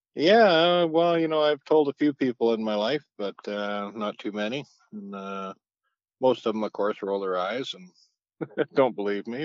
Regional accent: Kamloops, British Columbia, Canada; I grew up around Kamloops in the area

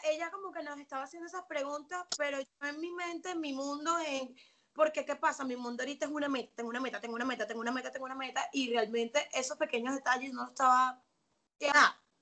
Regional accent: Venezuela; moved away as an adult; now in Atlanta, United States; soy venezolana, me vine para los Estados Unidos, eh, actualmente estoy en Atlanta

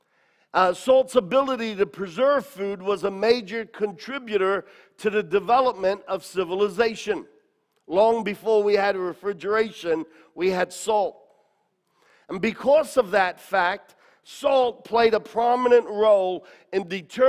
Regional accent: Australia; I was a young man growing up in Australia

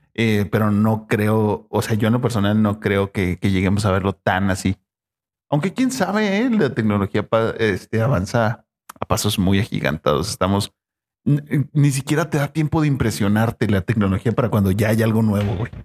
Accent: Mexico; los mexicanos somos chidos.

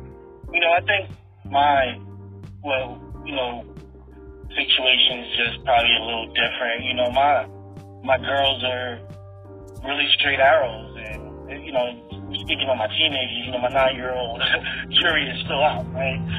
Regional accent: New York, United States; now in Virginia, United States; I grew up in New York, and as diverse as it is, it's super separating, and Virginia is not.

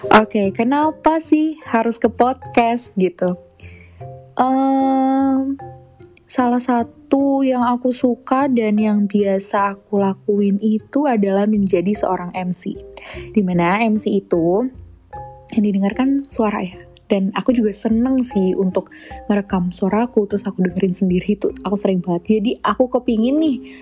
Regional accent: Jakarta, Indonesia; aku lahir di Jakarta tanggal 10 Maret 2003

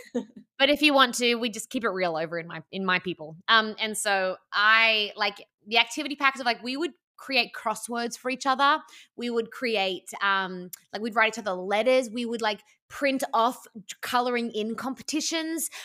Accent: Australia; I'm Australian

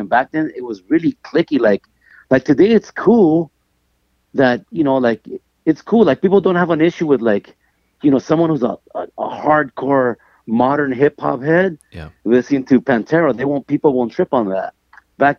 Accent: Los Angeles, California, United States; when I was growing up here, it was just home

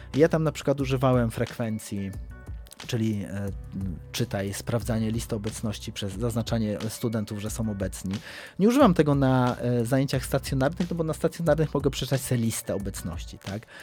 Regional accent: Kraków, Lesser Poland, Poland; od urodzenia mieszkam w Krakowie

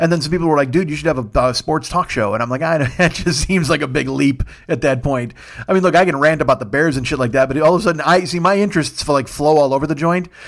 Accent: Kitchener, Ontario, Canada; But I'm still Canadian. I, I, I left my heart in Kitchener, Ontario.

